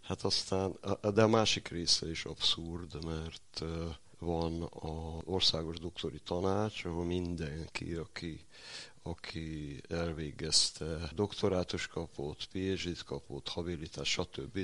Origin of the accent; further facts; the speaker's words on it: Hungary; falusi vagyok